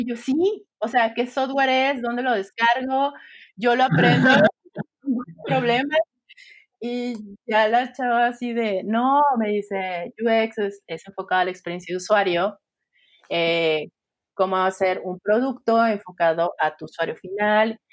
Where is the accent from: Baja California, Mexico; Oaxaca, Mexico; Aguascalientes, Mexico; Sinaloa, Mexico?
Sinaloa, Mexico; also born or lived in Nayarit; now in Guadalajara, Mexico; soy mexicana. Eh, como ya lo mencionaste, tengo un background de diseño gráfico. Crecí en Sinaloa